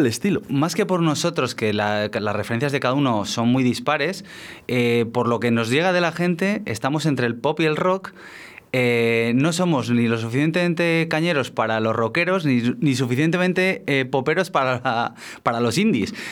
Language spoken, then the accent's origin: Spanish; Aldea de San Miguel, Castile and León, Spain; mi pueblo, de Aldea San Miguel